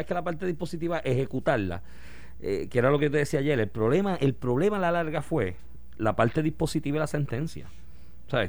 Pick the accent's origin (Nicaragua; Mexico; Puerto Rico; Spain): Puerto Rico; todos nosotros como puertorriqueños